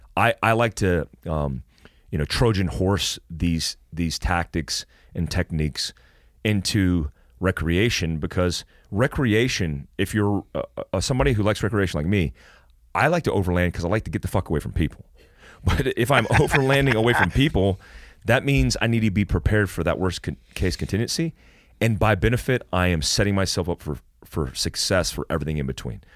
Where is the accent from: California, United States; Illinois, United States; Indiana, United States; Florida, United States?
Florida, United States; when I played basketball as a young kid growing up in Florida with all black kids